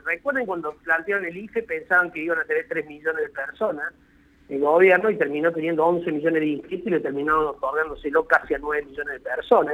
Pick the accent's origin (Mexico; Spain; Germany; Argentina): Argentina